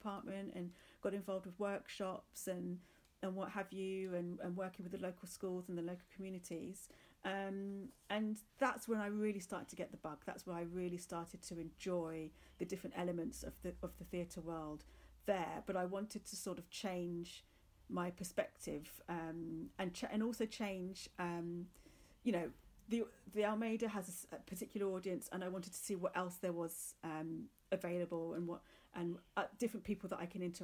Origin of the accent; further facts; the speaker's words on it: Luton, East of England, United Kingdom; moved away as an adult; also born or lived in London; we grew up in Luton. When I was came to an age that I could leave, I just wanted to move to London